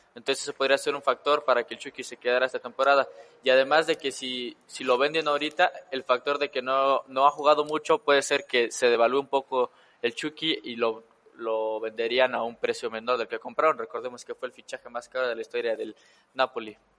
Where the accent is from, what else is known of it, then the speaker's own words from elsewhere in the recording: Tepeji del Río, Hidalgo, Mexico; somos originarios del mismo municipio de Hidalgo, Tepeji del Río.